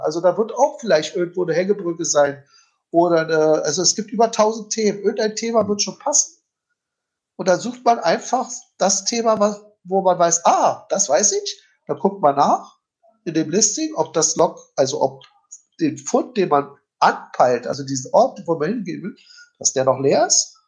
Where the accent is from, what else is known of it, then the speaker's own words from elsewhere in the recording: Berlin, Germany; ich als Berliner